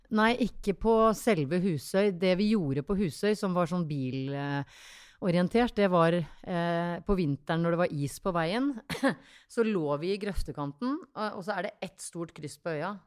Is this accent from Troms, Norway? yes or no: no; a tiny island outside Tønsberg, Vestfold, Norway; Jeg er fra en bitte liten øy eh, utafor Tønsberg